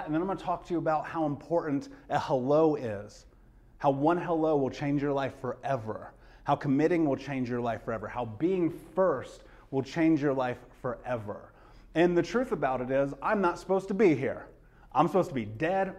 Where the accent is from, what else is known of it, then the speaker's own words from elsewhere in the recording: Indianapolis, Indiana, United States; I grew up in Indianapolis, grew up in America